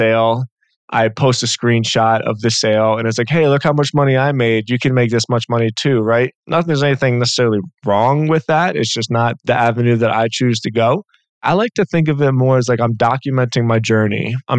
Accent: Philadelphia, Pennsylvania, United States; And I grew up in Philly in the Northeast.

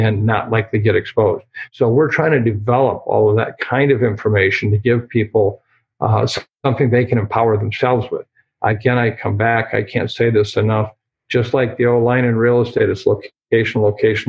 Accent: Iowa, United States; my home state of Iowa

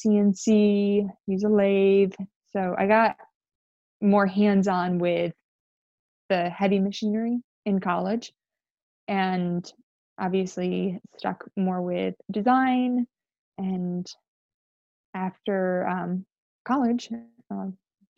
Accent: Georgia, United States; also born or lived in upstate New York; I was born in upstate New York, and we moved down here when we were fairly young, down to, I live in Georgia. I've lived in Georgia for most of my life

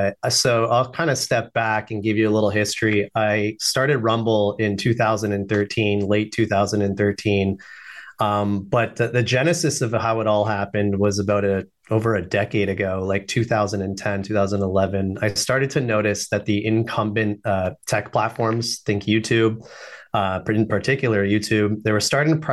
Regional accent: Canada; I'm Canadian, by the way

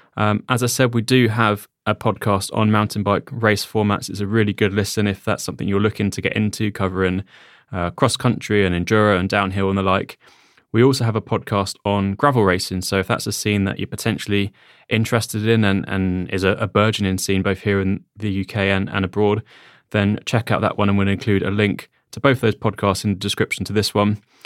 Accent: United Kingdom; we are British.

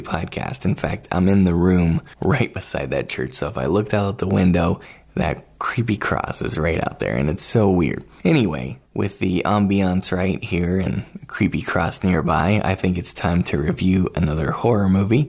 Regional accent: Wheeling, West Virginia, United States; now in Salt Lake City, United States; Wheeling, West Virginia, my hometown

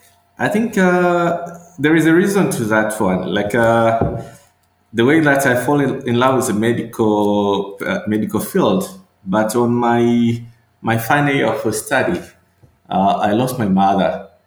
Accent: Dar es Salaam, Tanzania; also born or lived in Tabora / Tanga; I come from southern area of Tanzania around Lake Nyasa, a place called Mbamba Bay. But personally, I was born in Tabora, which is central Tanzania, and I spent much of my life around coastal area, that is Tanga and Dar es Salaam.

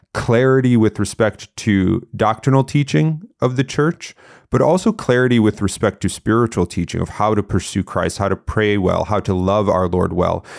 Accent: Connecticut, United States; I grew up in Connecticut.

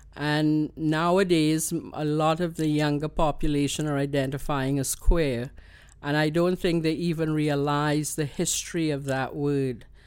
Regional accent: Trinidad & Tobago; accent: Trini; now in Canada; you know that I'm a Trini.

